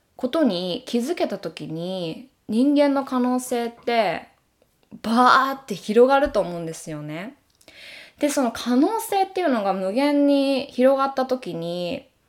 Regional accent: Japan; moved away as an adult; now in United States; 自分がこう生まれ育った国

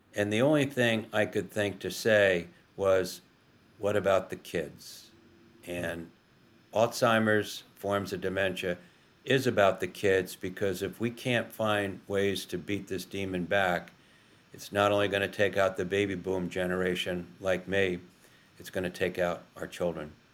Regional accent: Rye, New York, United States; moved away; also born or lived in Cape Cod; we were raised outside Manhattan in Rye, New York

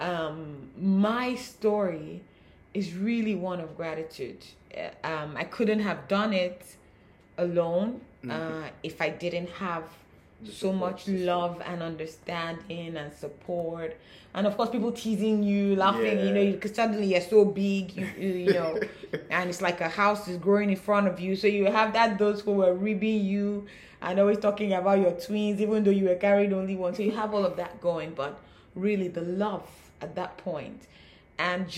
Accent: Nigeria; being African, with being Nigerian

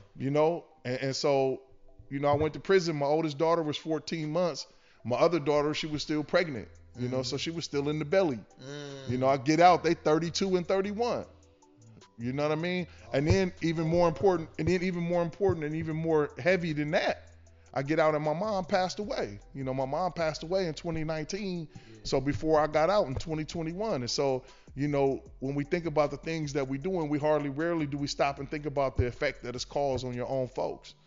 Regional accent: Los Angeles, California, United States; I'm from a space called West

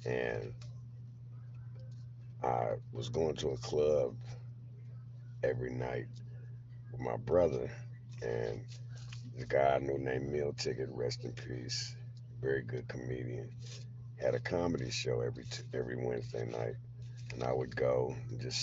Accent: Berkeley, California, United States; moved away as an adult; also born or lived in Puerto Rico; now in Sacramento, United States; I was raised in Berkeley, California.

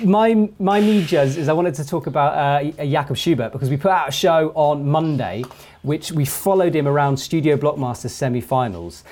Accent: England, United Kingdom; I'm an English, British climber

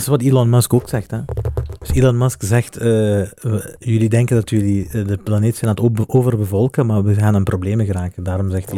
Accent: Flanders, Belgium; ik ben van, ik ben van, van Vlaanderen en België

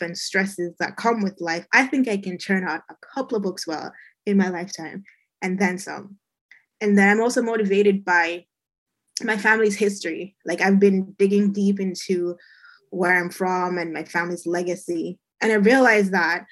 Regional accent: Jamaica; moved away as an adult; I was born and raised in Jamaica

